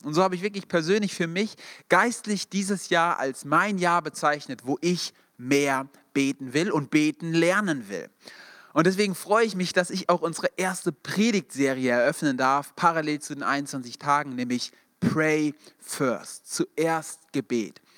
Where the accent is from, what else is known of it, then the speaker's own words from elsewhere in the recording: Darmstadt, Hesse, Germany; wir kommen beide aus Darmstadt oder aus der Nähe